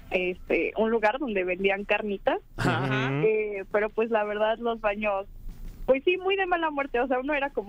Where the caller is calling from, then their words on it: Mexico City, Mexico; de aquí de Ciudad de México, muy cerca de sus oficinas.